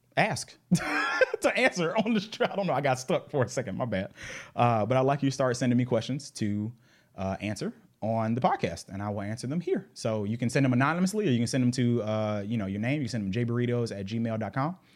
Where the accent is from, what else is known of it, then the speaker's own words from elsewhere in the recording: Atlanta, Georgia, United States; I was raised in Southwest Atlanta in the nineties